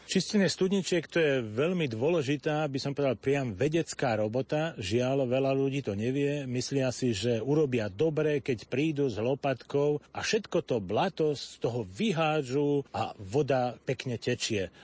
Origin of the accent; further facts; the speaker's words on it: Opatová, Trenčín Region, Slovakia; U nás v Opatovej bolo 8 kopaných studní